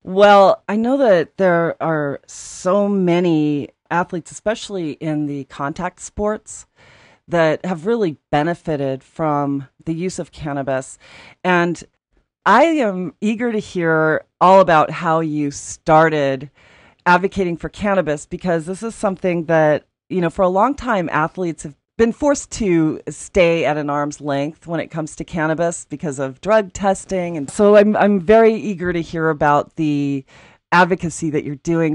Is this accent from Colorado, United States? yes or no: yes; Aspen, Colorado, United States; When I was growing up in Aspen